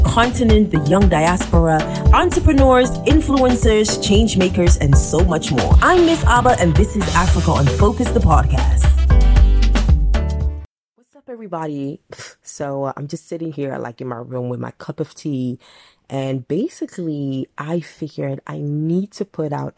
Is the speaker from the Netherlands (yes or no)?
yes; Netherlands; I am of Ghanaian descent, born and raised in the Netherlands.